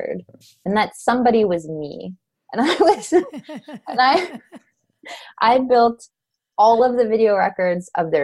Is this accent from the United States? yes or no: yes; Los Angeles, California, United States; I'm from Los Angeles